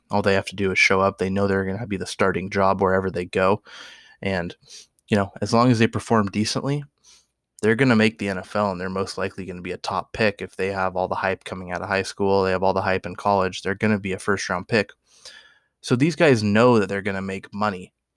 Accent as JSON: {"language": "English", "region": "Oregon", "country": "United States", "tie": "born or raised there", "said": "I'm born and raised in Oregon."}